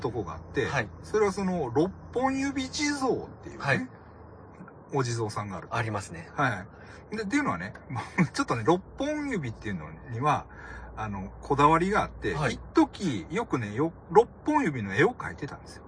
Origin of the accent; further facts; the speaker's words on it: Fukuoka, Japan; 僕がね、もともと福岡出身っていうのが、